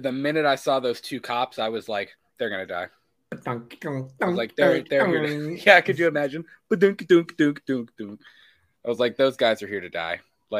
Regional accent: Florida, United States; moved away; I'm originally from Florida

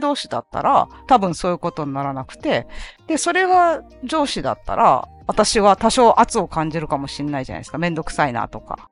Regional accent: Fukuoka, Japan; 私も福岡ですから

